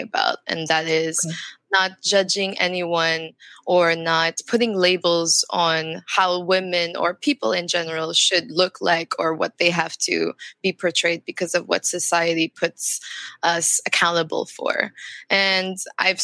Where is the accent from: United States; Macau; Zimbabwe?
Macau; also born or lived in France; now in Philippines; I grew up in Macau, and in Macau, I went to a Chinese school, but at the same time, I also went to a Portuguese school